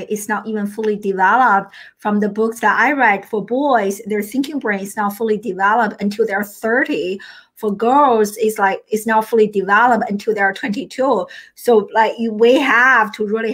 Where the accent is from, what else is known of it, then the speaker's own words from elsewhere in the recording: China; now in United States; I grew up in China